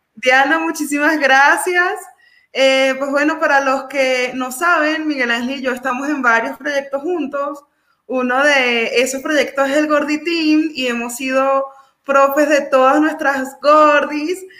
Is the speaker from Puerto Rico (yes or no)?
no; Venezuela; now in Colombia; nosotros los venezolanos